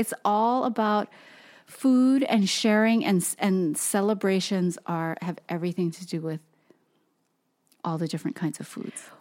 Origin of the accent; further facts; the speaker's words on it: Hawaii, United States; moved away; being born and raised in Hawaii, everything is about food